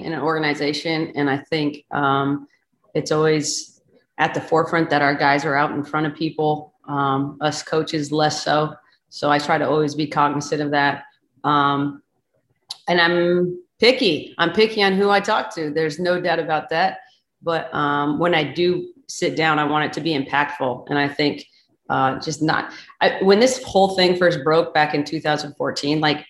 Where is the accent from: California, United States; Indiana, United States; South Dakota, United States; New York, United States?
South Dakota, United States; I'm from South Dakota